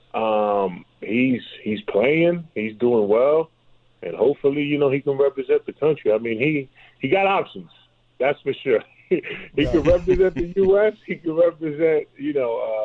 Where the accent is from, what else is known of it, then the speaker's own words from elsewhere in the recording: New York City, New York, United States; I'm from New York City